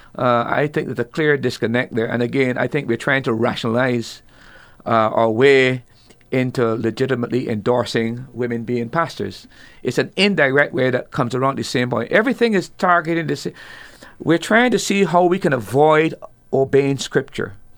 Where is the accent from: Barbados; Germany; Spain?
Barbados; I'm from Barbados